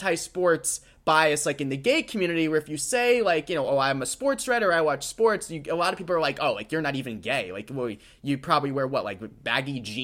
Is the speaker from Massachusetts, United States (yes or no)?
yes; Natick, Massachusetts, United States; I grew up in Natick, Mass, a nice suburban town